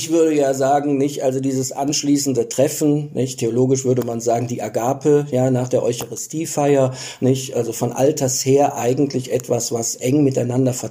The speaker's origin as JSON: {"language": "German", "town": "Cologne", "region": "North Rhine-Westphalia", "country": "Germany", "said": "für mich als Deutschen oder für mich als Kölner, also als ich das das erste Mal gesehen habe, äh, absolut unvorstellbar."}